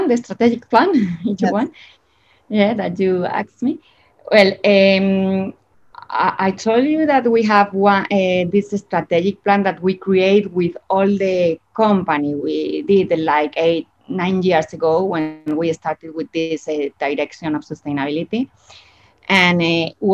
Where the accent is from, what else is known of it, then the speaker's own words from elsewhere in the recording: Spain; English is a second language; moved away as an adult; now in Chile; I'm from Spain and I've been living here for almost 20 years.